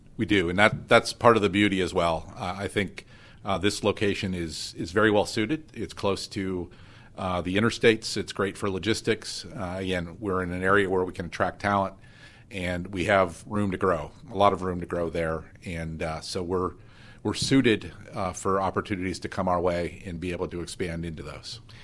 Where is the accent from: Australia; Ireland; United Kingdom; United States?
United States; Erie, Pennsylvania; I was born and raised in Erie